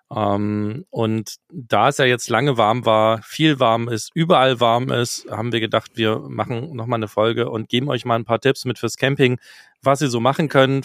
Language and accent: German; Mülsen, Saxony, Germany; moved away; aus Mülsen in Sachsen kommt, was mein Geburtsort ist.